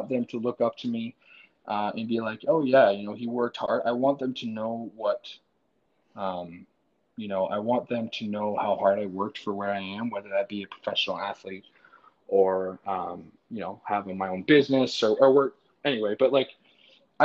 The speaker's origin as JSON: {"language": "English", "town": "Brockville", "region": "Ontario", "country": "Canada", "said": "because I am from Canada"}